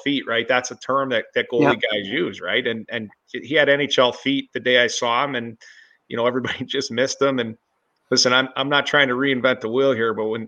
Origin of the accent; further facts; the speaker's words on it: Buffalo, New York, United States; I'm from Buffalo like you